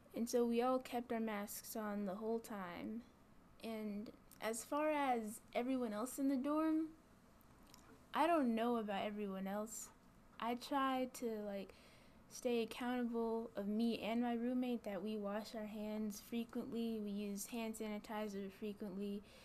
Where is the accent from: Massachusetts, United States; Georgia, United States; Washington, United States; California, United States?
Georgia, United States; Gwinnett County; now in LaGrange, United States; I'm a freshman and I'm from Gwinnett County, Georgia